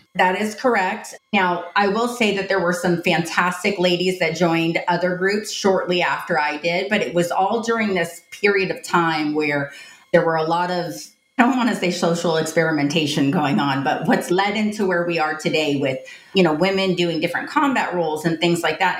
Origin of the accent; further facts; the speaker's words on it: Tampa, Florida, United States; I grew up in Tampa, Florida